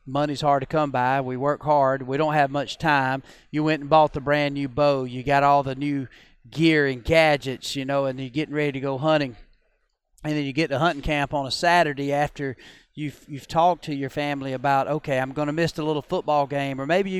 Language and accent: English; Georgia, United States; I grew up in Georgia